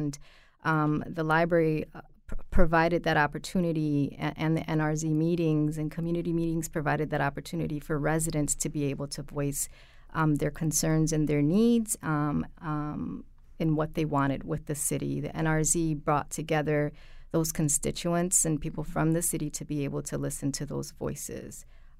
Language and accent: English; Hartford, Connecticut, United States; That was huge growing up in Hartford on Park Street as well.